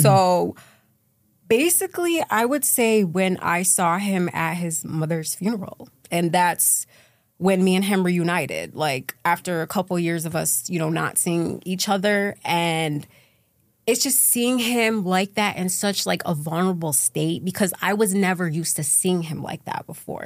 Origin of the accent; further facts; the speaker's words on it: Syracuse, New York, United States; So I'm from Syracuse, New York. That's where I grew up.